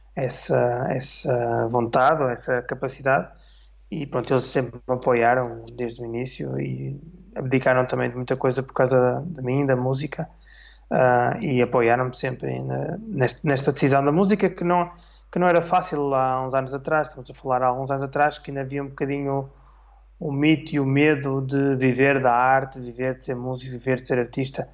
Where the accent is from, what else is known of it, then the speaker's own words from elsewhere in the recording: Vila Nova de Famalicão, Braga, Portugal; also born or lived in Porto, Portugal / Switzerland; now in Almada, Portugal; sou de Vila Nova Famalicão, do Minho, nascido e criado.